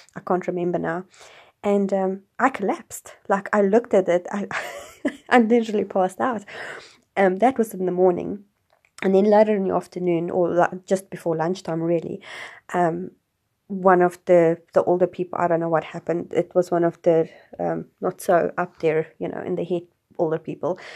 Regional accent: South Africa; growing up in South Africa

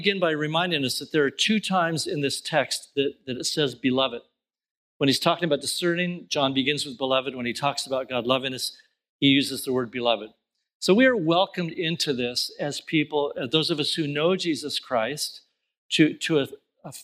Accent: Southern California, United States; I grew up in Southern California in the country, small town in the country

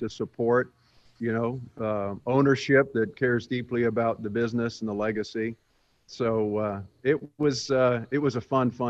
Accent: England, United Kingdom; born there; But I was born in England, outside of the military base that my father was stationed at. In fact, my brother and I were both born in England.

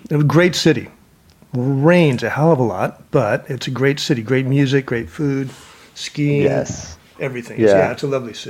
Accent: Seattle, Washington, United States; accent: American

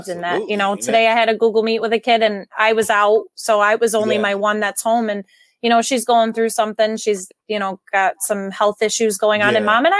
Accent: near Albany, New York, United States; also born or lived in Glens Falls, New York; I grew up near Albany

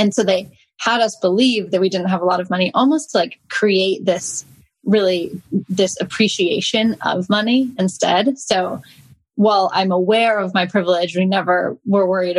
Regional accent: Idaho, United States; I grew up in Idaho where kids like drive tractors from a young age.

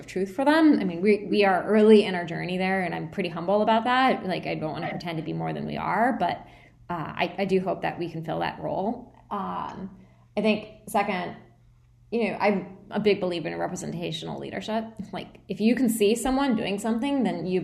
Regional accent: United States; I'm Indian American, right? Like, that's my nationality, or I guess ethnicity. I don't know. I guess I'm American

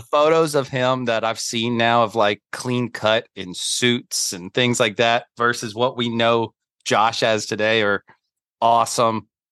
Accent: Charlotte, North Carolina, United States; now in New York City, United States; I'm a Southerner that lives in New York City. So, uh, born and raised in Charlotte, North Carolina

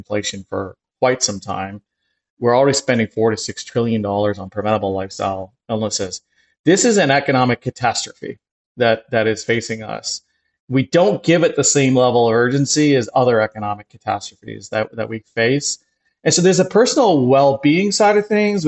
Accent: Canada; now in New York City, United States; I grew up in Canada

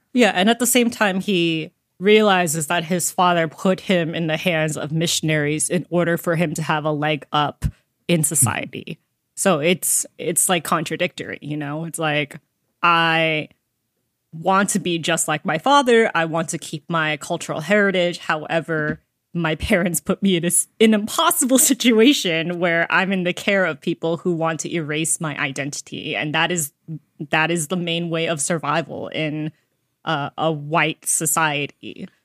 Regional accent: United States; an American reader

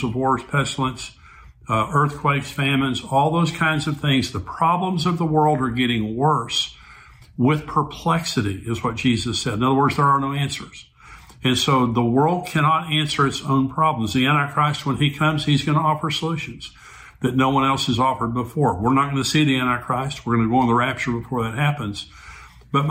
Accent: United States; I grew up, I was born in 1953, and I grew up in Christian America.

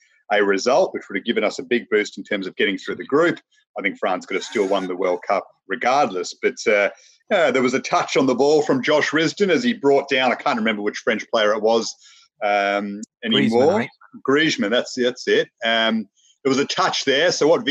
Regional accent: Australia; So a lot of pride in hindsight as an Australian football lover in terms of the way that the team played.

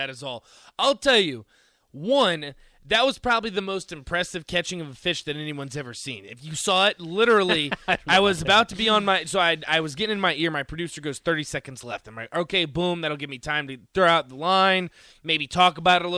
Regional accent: Virginia, United States; I'm obviously from Virginia.

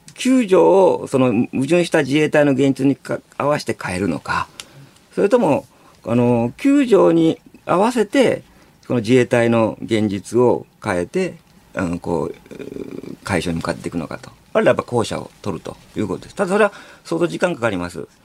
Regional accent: Hiroshima, Japan; moved away as an adult; also born or lived in Tokuyama; もともと広島育ちで僕被爆あのー、卒業した高校はもう爆心地のすぐそばだったんですよ

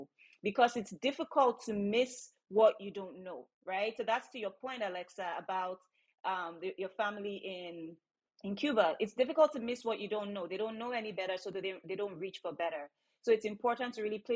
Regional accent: Nigeria; I come from Nigeria

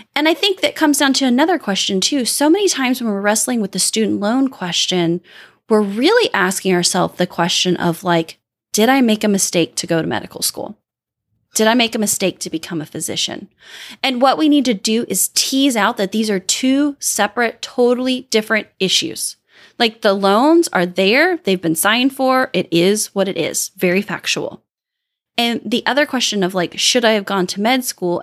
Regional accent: Midwest, United States; I'm from the Midwest

